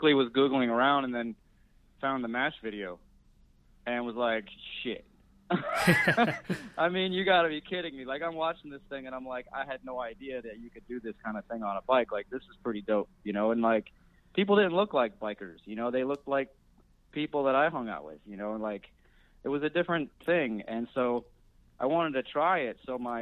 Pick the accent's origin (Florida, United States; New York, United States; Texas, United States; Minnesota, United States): New York, United States; Rochester; also born or lived in Southern California; now in Philadelphia, United States; I came here by way of Southern California, but actually grew up in upstate New York in a city called Rochester.